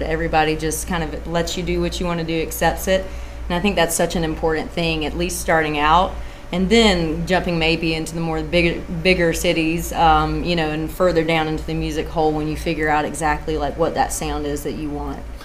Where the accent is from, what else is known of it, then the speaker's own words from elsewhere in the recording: South Georgia, United States; also born or lived in Atlanta, Georgia / Nashville, Tennessee; now in Austin, United States; I'm originally from South Georgia